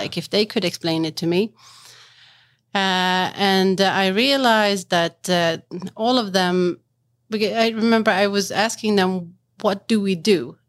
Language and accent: English; Stockholm, Stockholm County, Sweden; I'm from Sweden, born and raised in Stockholm, but with the, my mother is from Macedonia